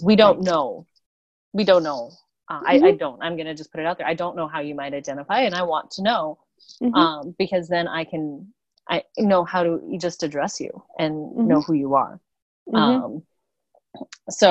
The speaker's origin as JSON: {"language": "English", "region": "South Dakota", "country": "United States", "tie": "born or raised there", "said": "growing up in a small town in South Dakota"}